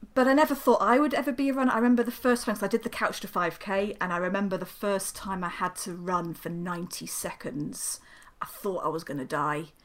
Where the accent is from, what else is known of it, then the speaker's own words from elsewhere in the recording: South of England, United Kingdom; moved away as an adult; now in Newcastle upon Tyne, United Kingdom; I'm a southern softie, so I'm still yeah, climatizing yeah. after 18 years